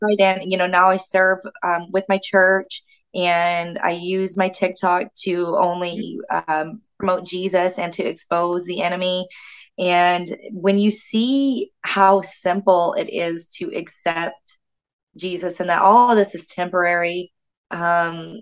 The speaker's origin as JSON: {"language": "English", "region": "Florida", "country": "United States", "tie": "born or raised there", "also_born_or_lived": "Canada", "moved": "as an adult", "said": "I'm from the States, born and raised in the States"}